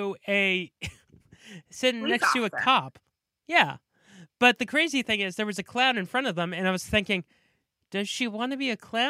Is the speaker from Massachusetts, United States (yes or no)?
yes; Massachusetts, United States; born or raised there